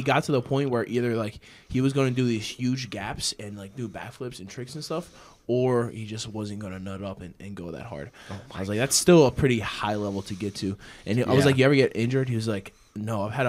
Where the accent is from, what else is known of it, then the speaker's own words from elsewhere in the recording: New Jersey, United States; where I grew up in New Jersey